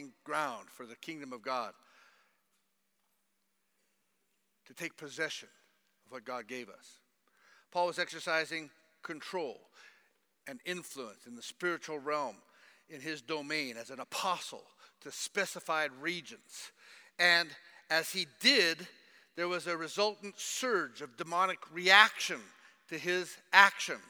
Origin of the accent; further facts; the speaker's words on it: United States; moved away; I'm an American and that I've been here for a while